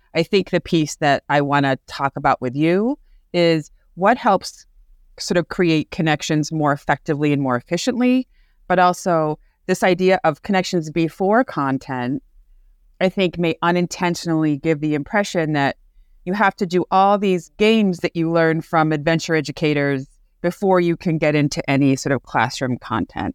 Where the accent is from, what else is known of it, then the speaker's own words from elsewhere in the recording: Amherst, Massachusetts, United States; I'm from Amherst, Mass